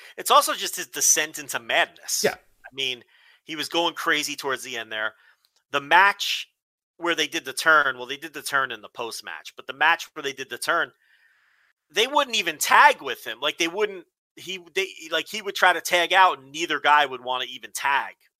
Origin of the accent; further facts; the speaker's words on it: New Jersey, United States; growing up in New Jersey